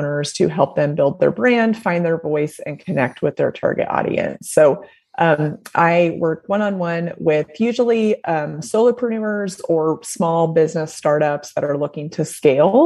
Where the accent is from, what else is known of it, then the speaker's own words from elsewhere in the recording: Indiana, United States; moved away as an adult; also born or lived in Nashville; I'm from Indiana originally, went to IU